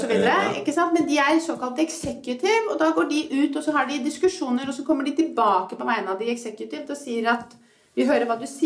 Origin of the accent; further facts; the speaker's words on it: Norway; jeg begynner å bli mer og mer bevisst at jeg er norsk.